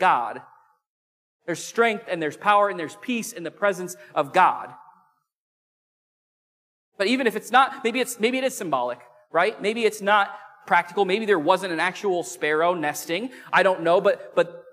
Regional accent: Illinois, United States; I grew up in the Midwest in Illinois

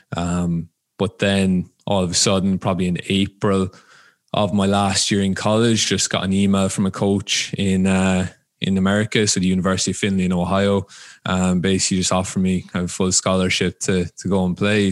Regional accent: Ireland; moved away as an adult; now in United States; I'm from Ireland, um, originally. So grew up there, started playing there.

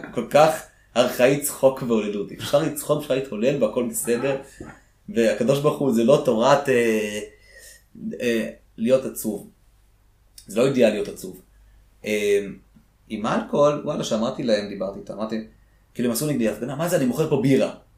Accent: Israel; also born or lived in Soviet Union; כשאנחנו הגענו לארץ

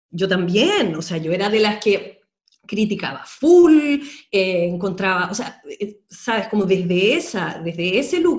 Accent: Sweden; born there; yo nací en Suecia, eh, mi papá es chileno

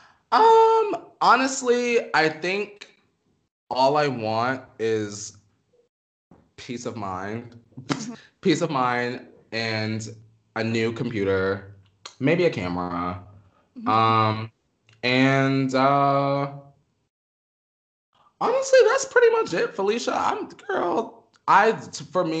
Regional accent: New York, United States; also born or lived in Pennsylvania; now in Los Angeles, United States; where I grew up in New York, I kind of lived in a neighborhood where it was like a lot of Spanish people

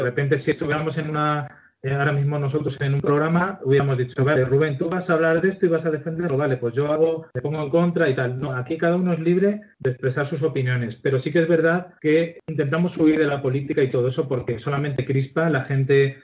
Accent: Ciudad Real, Castilla-La Mancha, Spain; Yo soy de Ciudad Real, vivo en Ciudad Real

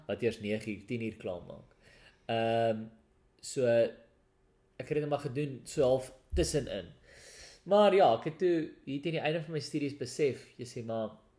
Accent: South Africa; first language Afrikaans; moved away as an adult; now in United Kingdom

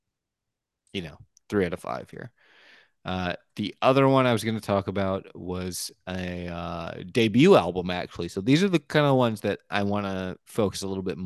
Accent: United States; first language English; I'm an American

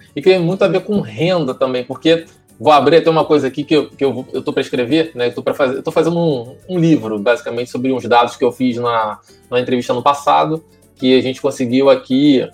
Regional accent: São Gonçalo, Rio de Janeiro, Brazil; sou, sou, criado aqui no, no Paraíso

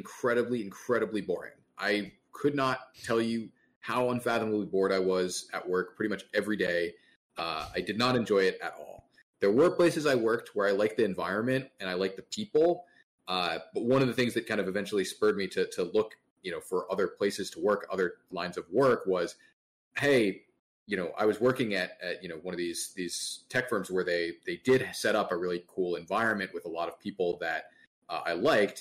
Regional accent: Maryland, United States; moved away as an adult; also born or lived in Fairfax, Virginia; I went to college in Maryland. I grew up in Maryland

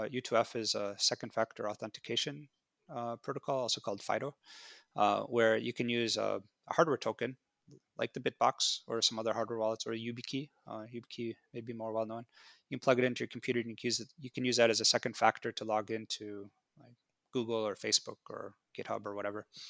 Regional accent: United States; I grew up in America

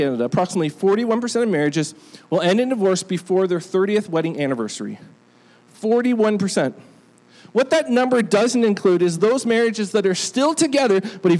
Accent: United Kingdom; born there; I mean, I was born in Great Britain, so I guess I was supposed to care by birth, but I actually don't.

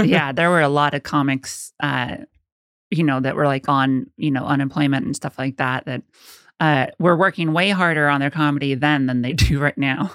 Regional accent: Rancho Cucamonga, California, United States; moved away as an adult; now in New York, United States; I grew up in Southern California

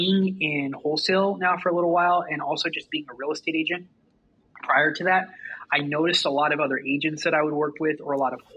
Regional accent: Southern California, United States; I'm from Southern California

